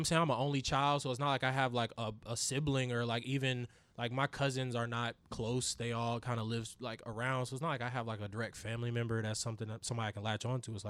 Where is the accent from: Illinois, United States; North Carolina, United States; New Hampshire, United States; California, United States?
North Carolina, United States; Raleigh; also born or lived in Durham; Cause when I grew up in Raleigh, like I lived in Raleigh like my whole life, but I was born in Durham and I went to school in Durham up until I went to high school.